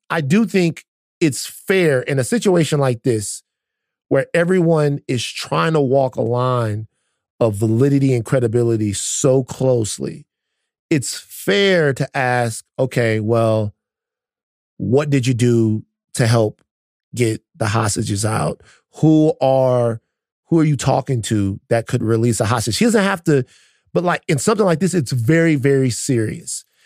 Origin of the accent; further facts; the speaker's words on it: United States; me as an American